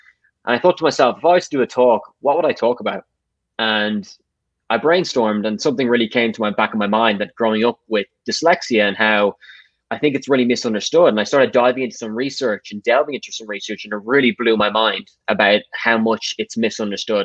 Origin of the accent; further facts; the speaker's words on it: Dublin, Leinster, Ireland; I grew up and born in Dublin, so I haven't left